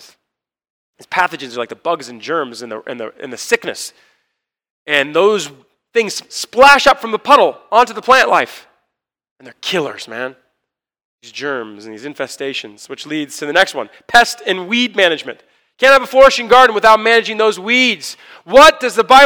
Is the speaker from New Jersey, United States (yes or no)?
no; Orange County, California, United States; I was born and raised a Christian in Orange County